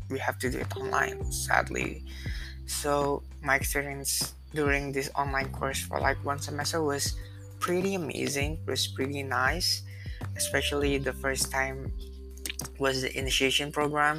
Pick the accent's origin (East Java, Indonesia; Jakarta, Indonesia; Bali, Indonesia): Jakarta, Indonesia; Back home here in Jakarta, especially in my school